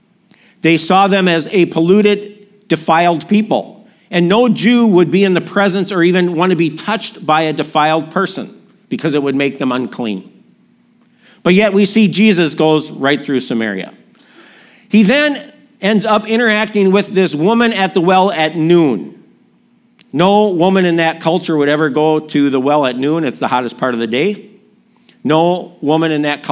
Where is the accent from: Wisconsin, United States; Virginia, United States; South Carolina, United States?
Wisconsin, United States; Milwaukee; my hometown, Milwaukee